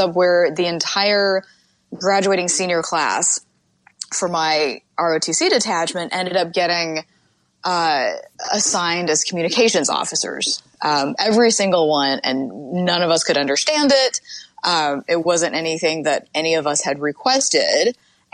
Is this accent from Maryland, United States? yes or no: no; Utah, United States; I grew up in Utah